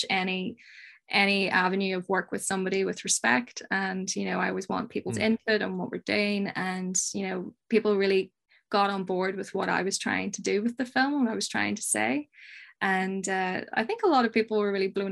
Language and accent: English; Northern Ireland, United Kingdom; I'm from Northern Ireland. Most people only know Belfast, so I'll say Belfast